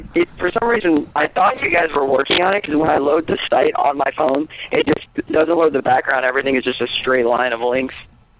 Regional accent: Florida, United States; from Florida.

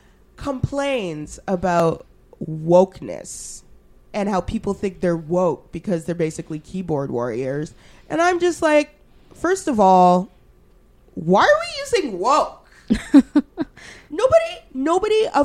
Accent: Alberta, Canada; now in Ottawa, Canada; I grew up in Alberta

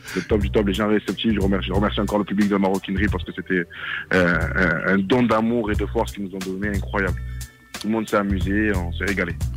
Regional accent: Marseille, Provence-Alpes-Côte d'Azur, France; moi je viens de Marseille, Marseille 13e arrondissement, dans les quartiers nord.

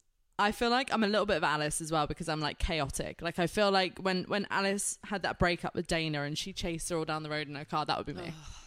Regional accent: United Kingdom; I'm British.

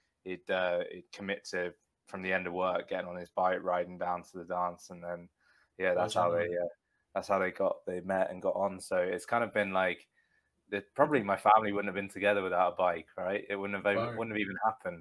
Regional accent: Bedfordshire, East of England, United Kingdom; Stotfold, which is near where I grew up in Bedfordshire

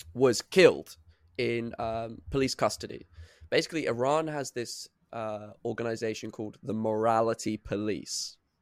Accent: United Kingdom

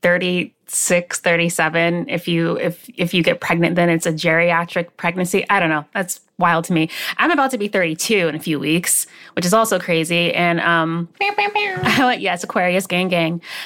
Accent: West Palm Beach, Florida, United States; also born or lived in Maryland; Then we moved from Maryland, when I, where I was born, down to West Palm Beach, Florida. And so I was raised in my grandfather's home

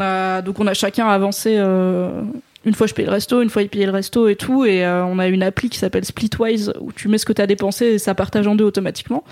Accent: Drôme, Auvergne-Rhône-Alpes, France; dans la Drôme là où j'ai grandi

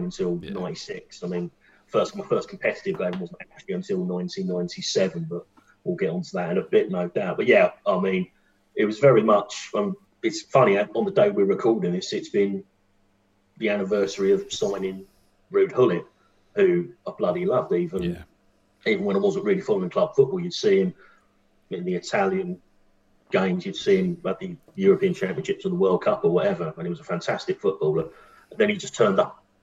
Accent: London, United Kingdom; also born or lived in Paddington, London; I was born in Paddington a few years later and moved out to Wembley when I was age 7

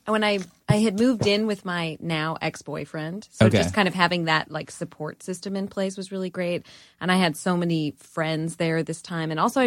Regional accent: Chicago, Illinois, United States; moved away as an adult; now in Los Angeles, United States; I grew up in Chicago. Okay. And then when my first band broke up when I was 20, I moved to LA for a year. And then I wound up moving back to Chicago for a few years and coming back to LA.

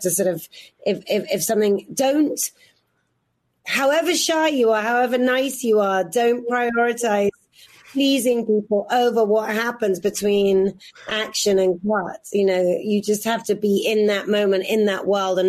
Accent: Oxfordshire, South East England, United Kingdom; moved away; I'm a girl from Oxfordshire

